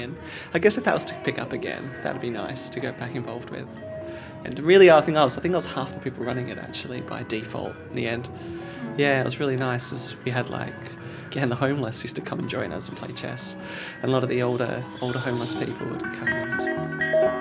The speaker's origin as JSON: {"language": "English", "country": "Turkey", "moved": "yes", "lives_now": "Kensington, Australia", "said": "I'm originally from Turkey. I'm now an Australian citizen"}